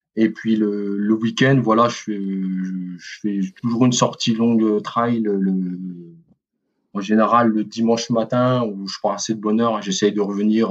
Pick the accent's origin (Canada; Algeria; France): France; Quetigny, Bourgogne-Franche-Comté; moved away as an adult; also born or lived in Besançon; now in Mulhouse, France; je suis né à Dijon. J'ai grandi voilà à Dijon, enfin à Quétigny hein, plus précisément